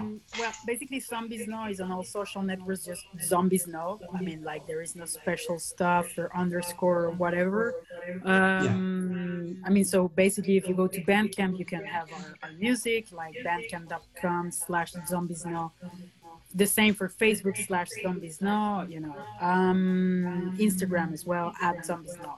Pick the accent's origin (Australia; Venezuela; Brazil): Venezuela; moved away; also born or lived in France; I was born in Venezuela